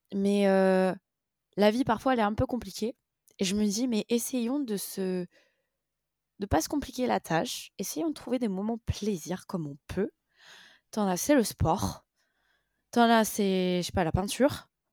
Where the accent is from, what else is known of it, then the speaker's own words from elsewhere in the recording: France; nous en tant que Français